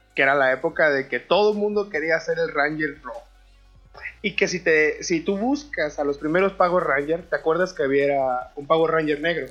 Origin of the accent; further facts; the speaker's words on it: Mexico; somos los mexicanos, nos reímos de la tragedia